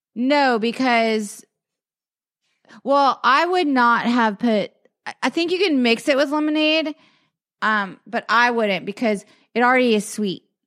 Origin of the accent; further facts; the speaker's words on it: Lowcountry, South Carolina, United States; moved away; also born or lived in Dallas, Texas; I grew up in the Low Country